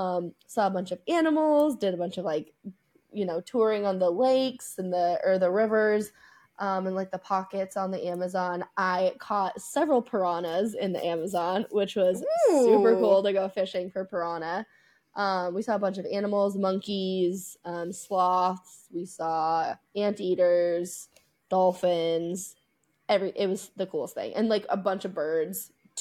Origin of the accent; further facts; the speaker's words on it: United States; I'm an American.